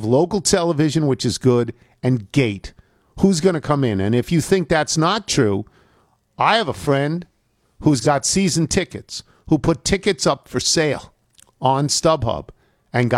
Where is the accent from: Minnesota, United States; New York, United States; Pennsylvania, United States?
New York, United States; now in Washington, D.C., United States; I grew up in New York, but I've been here for 40 years